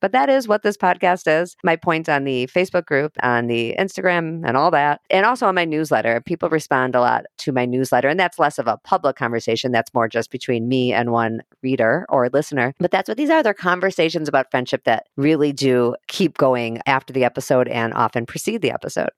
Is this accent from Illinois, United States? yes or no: yes; Chicago, Illinois, United States; moved away as an adult; now in Minneapolis, United States; I moved to Minneapolis when I was 23. I'm from Chicago